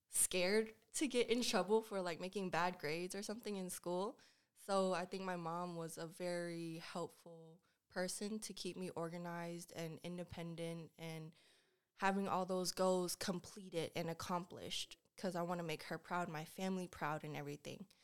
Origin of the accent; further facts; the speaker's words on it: Lawrenceville, Georgia, United States; also born or lived in Decatur; Yes, I was born in Decatur, but I grew up in Lawrenceville, and I went to school at Peachy Ridge High School.